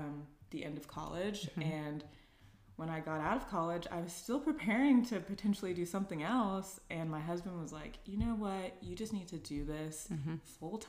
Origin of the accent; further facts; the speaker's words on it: Dallas, Texas, United States; also born or lived in Los Angeles, California; I am from Dallas, Texas. My husband and I currently still live in Dallas, Texas, but I went to USC in Los Angeles, California for undergrad